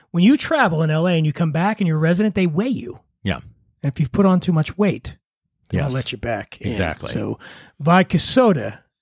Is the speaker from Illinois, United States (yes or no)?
no; Philadelphia, Pennsylvania, United States; I'm an, Eagles fan. I'm from Philly